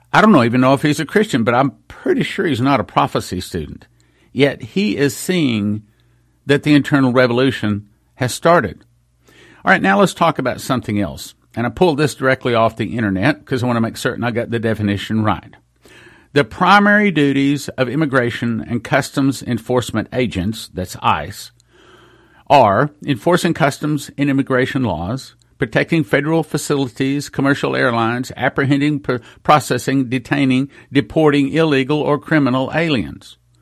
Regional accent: West Texas, United States; I grew up in West Texas

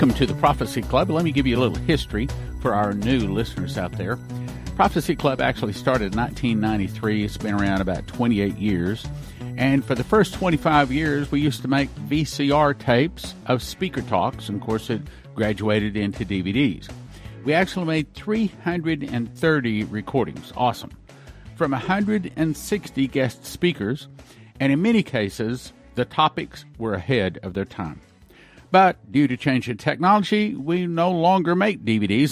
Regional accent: Texas, United States; I was raised in Texas

